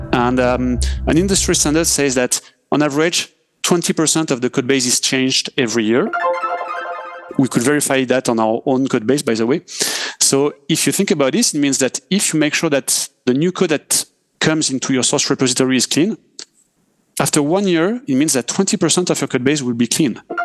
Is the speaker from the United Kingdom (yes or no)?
no; France; accent: French; English is a second language; I'm, I'm French, as uh, we can hear with my accent